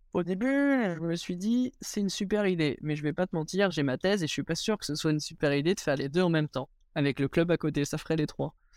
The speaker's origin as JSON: {"language": "French", "town": "Angers", "region": "Pays de la Loire", "country": "France", "tie": "born or raised there", "moved": "as an adult", "lives_now": "Chambéry, France", "said": "à la base, je suis issu d'Angers. J'ai commencé l'escalade à Angers, j'y suis resté toute ma scolarité jusqu'à mon bac. Donc jusqu'à mes 18 ans, j'étais à Angers"}